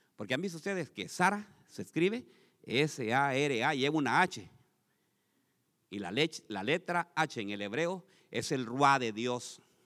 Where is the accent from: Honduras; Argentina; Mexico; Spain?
Honduras; moved away; Ahí en mi país hay un lago, hermanos. El lago Yohoa se llama